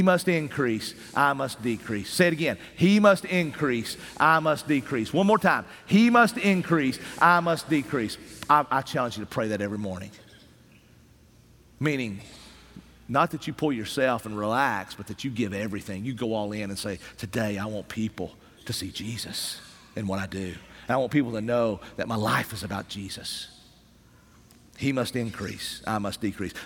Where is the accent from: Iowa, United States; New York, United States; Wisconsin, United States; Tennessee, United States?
Tennessee, United States; Appalachian Mountains of East